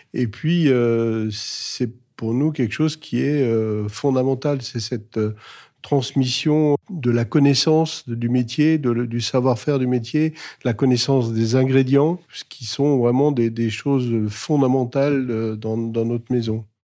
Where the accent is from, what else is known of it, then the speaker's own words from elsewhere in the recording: Alsace, Grand Est, France; est située en Alsace, à Wittenheim, donc dans ma région natale